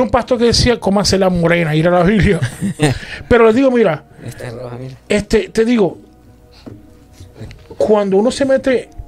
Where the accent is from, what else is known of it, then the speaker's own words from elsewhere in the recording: Puerto Rico; yo soy de Puerto Rico